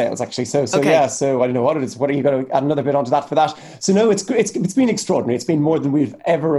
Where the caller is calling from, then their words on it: East Cork, Munster, Ireland; I'm calling in from East Cork, which is in the south coast of Ireland. And I'm in my little home office here